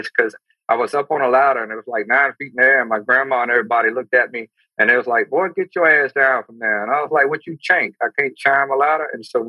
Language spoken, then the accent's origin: English; Amite, Louisiana, United States; Grew up in a country town called Amy. Moved a lot when I was younger, so Ponchatoula, Hammond, Amy.